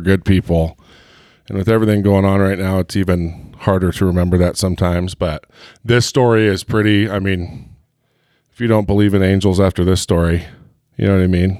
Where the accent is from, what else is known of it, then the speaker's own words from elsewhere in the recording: Heber, Utah, United States; I'm from Heber